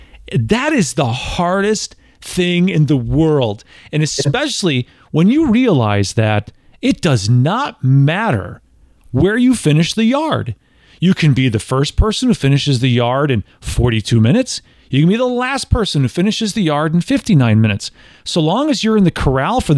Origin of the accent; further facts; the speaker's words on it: Tennessee, United States; I'm from Tennessee. Like, you know, I've got distilleries in my backyard